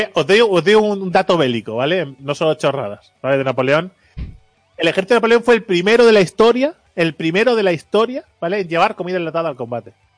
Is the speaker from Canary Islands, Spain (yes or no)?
no; Catalonia, Spain; yo soy catalán